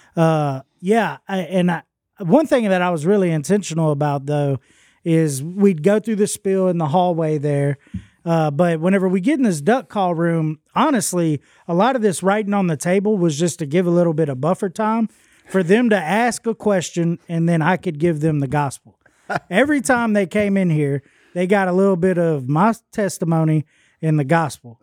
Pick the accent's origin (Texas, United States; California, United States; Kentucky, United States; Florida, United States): Texas, United States; Houston; moved away as an adult; also born or lived in Longview, Texas; now in West Monroe, United States; I was born in Houston and all I ever knew was Houston.